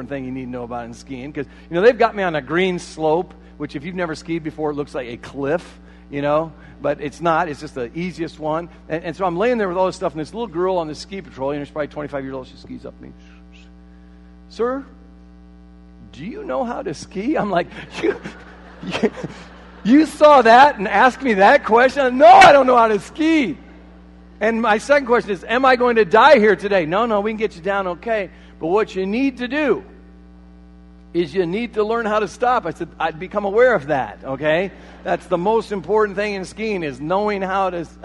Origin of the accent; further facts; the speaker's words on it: Marion, Iowa, United States; moved away as an adult; also born or lived in Colorado; I'm from Marion, Iowa